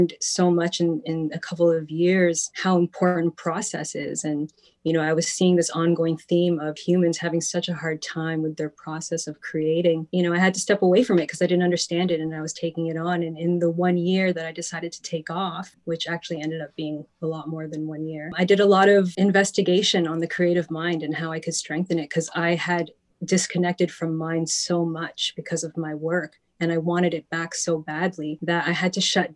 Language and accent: English; Toronto, Ontario, Canada; also born or lived in Vaughan; I am from Toronto originally, raised in the Lakeshore area